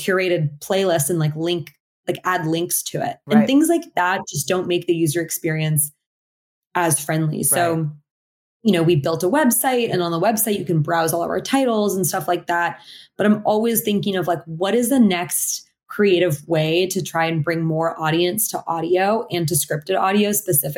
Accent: Portland, Oregon, United States; I grew up in Portland, Oregon, mostly in like predominantly Caucasian classrooms.

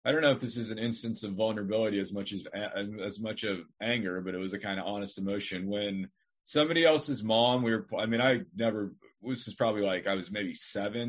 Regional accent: Northern Nevada, United States; I'm from Northern Nevada. I mean, I came from a stable family

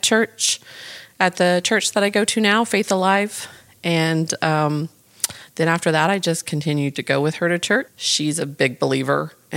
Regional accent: New Braunfels, Texas, United States; I am from New Braunfels, Texas, which born and raised

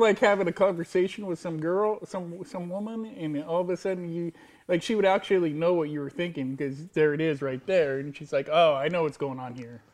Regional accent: United States; I'm an American male.

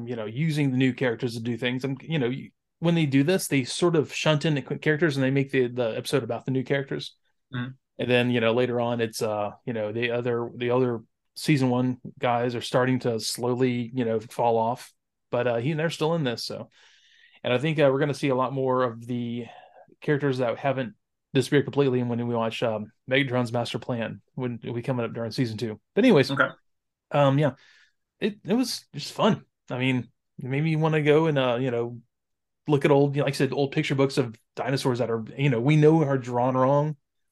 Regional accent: Wales, United Kingdom; I'm Welsh. We don't care about that stuff.

